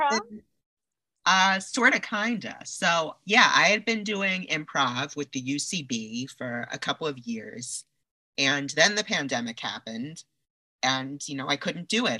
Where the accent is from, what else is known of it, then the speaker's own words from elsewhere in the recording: New York, United States; now in Los Angeles, United States; I'm from New York originally